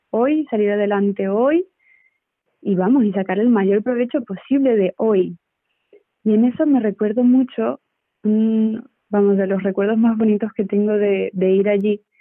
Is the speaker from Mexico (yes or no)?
no; Venezuela; Es verdad que yo soy, soy de Venezuela, ¿no?